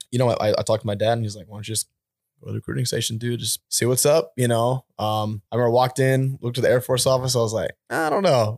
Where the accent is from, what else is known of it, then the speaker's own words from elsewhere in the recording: Albany, New York, United States; I'm from, uh, upstate New York near